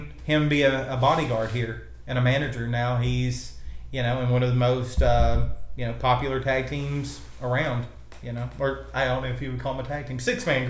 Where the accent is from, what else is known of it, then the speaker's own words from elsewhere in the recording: Memphis, Tennessee, United States; moved away as an adult; now in Missouri, United States; I grew up in Memphis